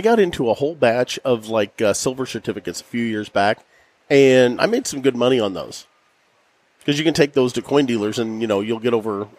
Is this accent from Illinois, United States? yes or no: yes; Denmark, Illinois, United States; Denmark, Illinois, which is my hometown. There's like 8 people there.